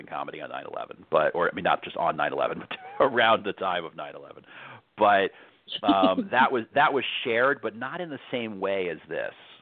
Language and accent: English; New York, United States; I grew up in New York